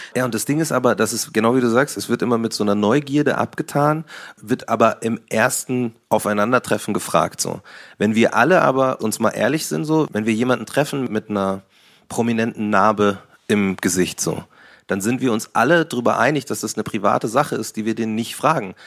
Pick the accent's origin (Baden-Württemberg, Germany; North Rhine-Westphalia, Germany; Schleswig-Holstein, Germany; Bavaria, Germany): Bavaria, Germany; Munich; bin ja Münchner, bin ja Bayern